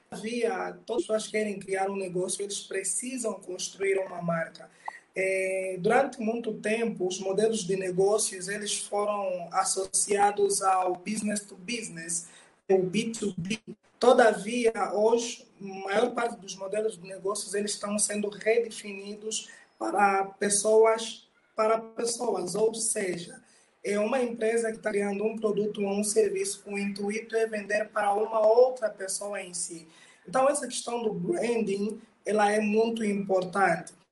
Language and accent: Portuguese; Luanda, Luanda Province, Angola; now in Londrina, Brazil; Por outra … eu sou angolano, é